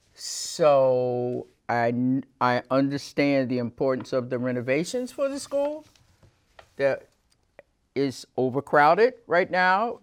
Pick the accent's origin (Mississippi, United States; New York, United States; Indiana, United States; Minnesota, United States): Mississippi, United States; moved away as an adult; now in Winooski, United States; I started teaching in the public schools of my home state of Mississippi in the early seventies